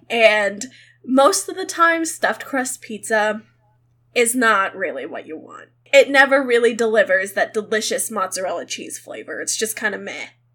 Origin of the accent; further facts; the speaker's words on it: Midwest, United States; I'm from the Midwest